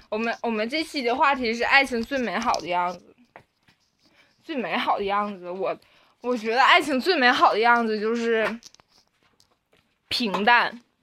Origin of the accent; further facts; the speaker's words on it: Liaoning, China; accent: Northeastern; 我就是辽宁的，我就是东北的，怎么的？我就是有口音。